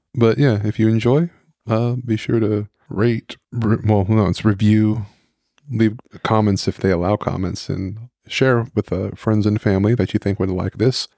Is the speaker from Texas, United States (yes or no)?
yes; Dallas, Texas, United States; now in Maryland, United States; I am from Dallas